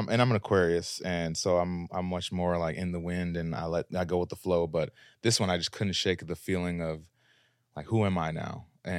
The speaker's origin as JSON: {"language": "English", "town": "Minneapolis", "region": "Minnesota", "country": "United States", "lives_now": "Los Angeles, United States", "said": "Out here in LA, doing the thing."}